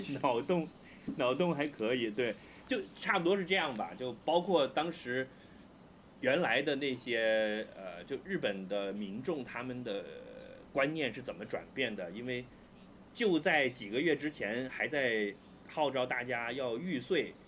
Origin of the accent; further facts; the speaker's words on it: China; 你作为一个中国人